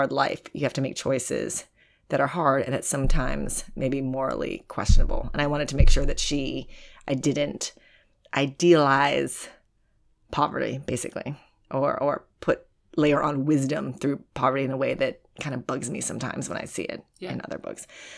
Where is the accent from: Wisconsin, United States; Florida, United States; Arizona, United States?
Wisconsin, United States; now in New York, United States; some of the women I also knew growing up in Wisconsin